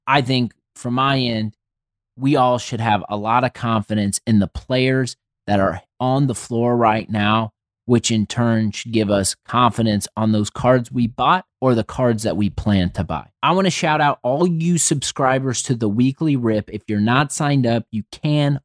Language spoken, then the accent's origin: English; Indianapolis, Indiana, United States; I grew up in Indianapolis. I've lived here my entire life